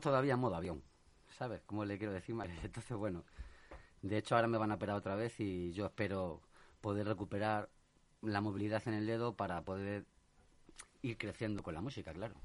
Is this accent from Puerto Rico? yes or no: no; Talavera de la Reina, Castilla-La Mancha, Spain; also born or lived in Madrid; yo me he criado en Talavera. ¿Mm? Y bueno, eh, soy de aquí, de Madrid, pero vivo toda la vida en Talavera.